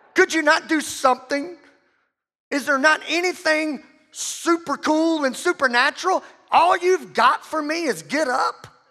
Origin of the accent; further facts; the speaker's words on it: the South, United States; we're all from the South